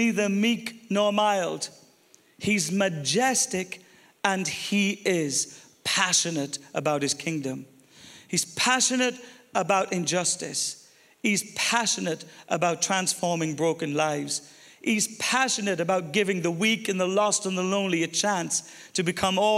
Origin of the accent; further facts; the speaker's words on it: Ireland; I'm Irish